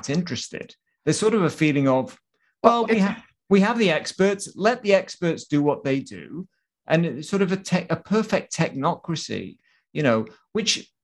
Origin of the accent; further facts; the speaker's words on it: Wales, United Kingdom; moved away; … is from my hometown